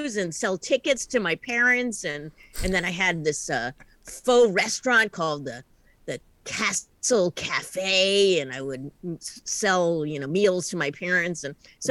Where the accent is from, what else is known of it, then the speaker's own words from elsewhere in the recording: East Coast, United States; now in Portland, United States; I am originally an East Coast person